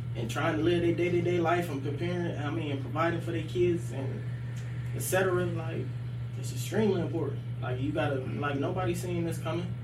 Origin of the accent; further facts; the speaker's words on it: Akron, Ohio, United States; being like raised on the west side of Akron, but like going to school out in Copley.